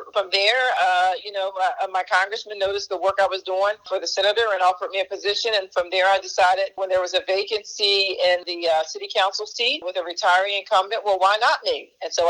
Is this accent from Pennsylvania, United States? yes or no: yes; Philadelphia, Pennsylvania, United States; I grew up in North Philadelphia.